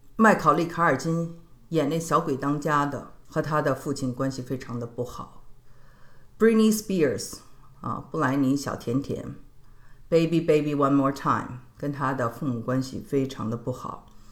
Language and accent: Chinese; Beijing, China; 我是北京人嘛